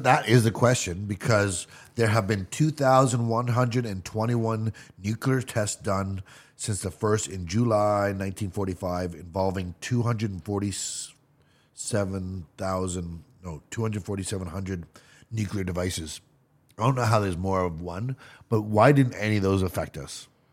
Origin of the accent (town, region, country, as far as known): Canada